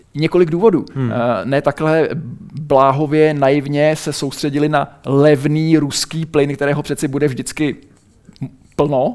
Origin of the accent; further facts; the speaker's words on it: Czechia; pocházím z České republiky a žiji tady